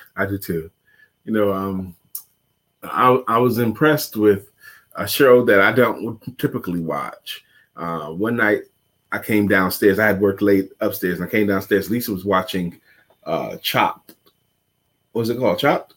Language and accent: English; New York City, New York, United States; I grew up in New York City, Brooklyn